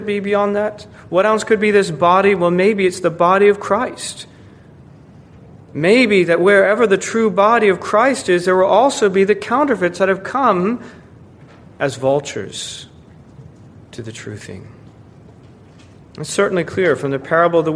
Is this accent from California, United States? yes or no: no; Florida, United States; moved away; warmer climates like where I grew up in Florida